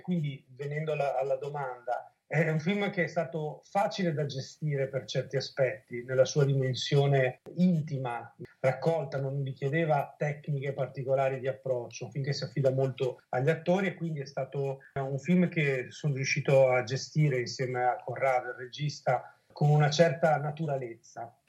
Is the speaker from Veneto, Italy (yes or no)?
yes; Veneto, Italy; come Veneti